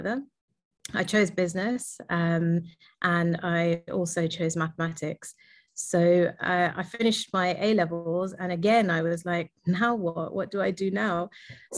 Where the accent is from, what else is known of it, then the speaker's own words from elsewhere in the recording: London, United Kingdom; I was born and raised in London